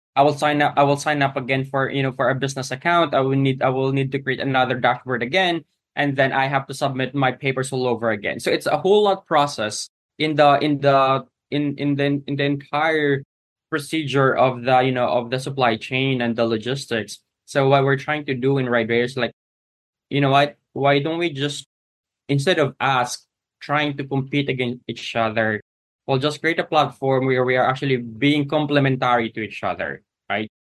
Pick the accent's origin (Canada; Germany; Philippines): Philippines; my home country, the Philippines